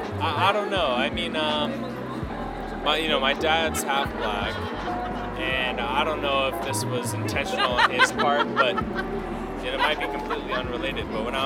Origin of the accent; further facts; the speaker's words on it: United States; being an American, being half white is kind of like, we don't even know what white means. I could be Scottish, I could be Irish, I guess we don't know.